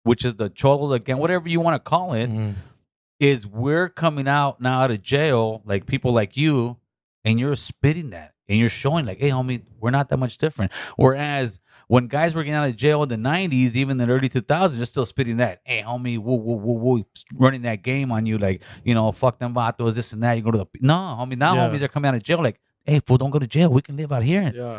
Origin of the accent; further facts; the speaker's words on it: Los Angeles, California, United States; I'm still from my city, homie. I'm still from North Hollywood.